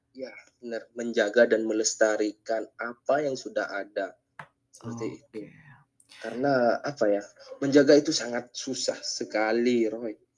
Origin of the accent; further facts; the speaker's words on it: Madura, East Java, Indonesia; di angkatannya gue itu 2018 hanya gue yang berasal dari Madura